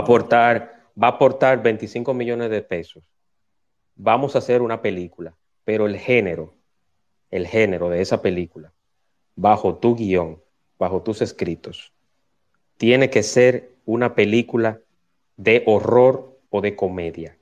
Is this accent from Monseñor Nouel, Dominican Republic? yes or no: no; Santo Domingo, Distrito Nacional, Dominican Republic; moved away as an adult; now in Punta Cana, Dominican Republic; los que hemos nacido y nos hemos criado en barrios, que venimos de Santo Domingo